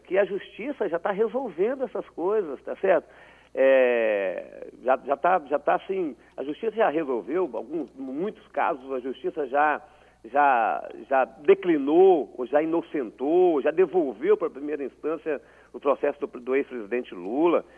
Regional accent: Espírito Santo, Brazil; como capixaba

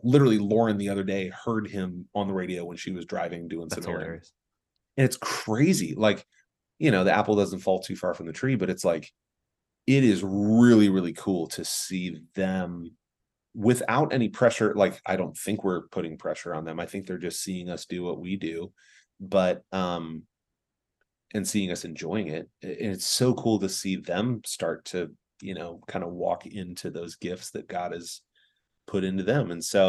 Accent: San Diego, California, United States; born there; also born or lived in Germany; I was born in Sunshine. That was San Diego.

